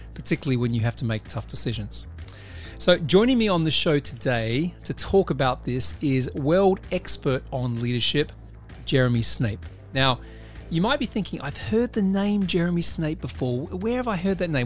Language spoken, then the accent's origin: English; Australia; I'm an Australian